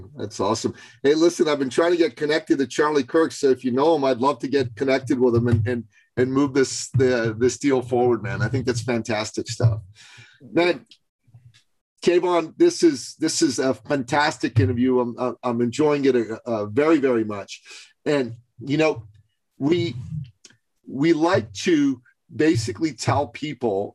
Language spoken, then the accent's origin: English; Iran; moved away; I'm a Christian from Iran. Growing up in Iran, being a Christian